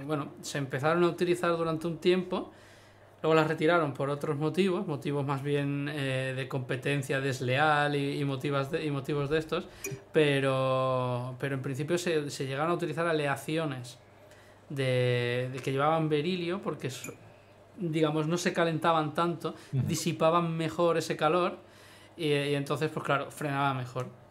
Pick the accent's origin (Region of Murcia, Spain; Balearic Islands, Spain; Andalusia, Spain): Balearic Islands, Spain; Ibiza; now in Tarragona, Spain; yo vengo de Ibiza